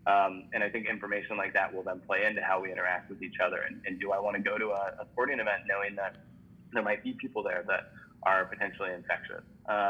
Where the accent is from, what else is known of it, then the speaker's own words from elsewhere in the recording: Midwest, United States; Maybe it's like a Cubs jacket. You're like, hey, Cubs, like you're from the Midwest. I'm from the Midwest too.